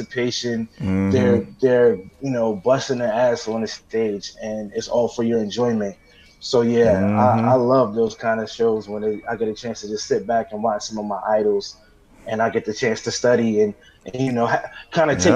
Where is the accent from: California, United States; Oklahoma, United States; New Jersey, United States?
New Jersey, United States; Newark; I'm from Newark, New Jersey